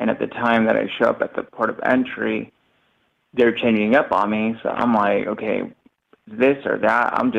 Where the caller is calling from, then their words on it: Tijuana, Baja California, Mexico; I am calling from TJ.